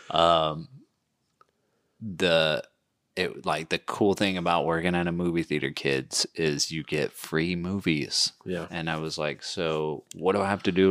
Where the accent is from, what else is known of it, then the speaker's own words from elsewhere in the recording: England, United Kingdom; moved away; I'm English.